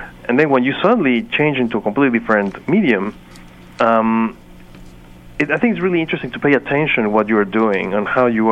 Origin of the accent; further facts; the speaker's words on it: Mexico; moved away as an adult; also born or lived in Chicago; I'm from Mexico. I was at that time in Chicago.